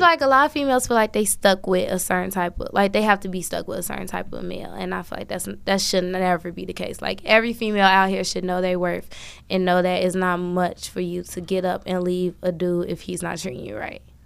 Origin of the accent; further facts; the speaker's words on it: Chicago, Illinois, United States; I'm from Chicago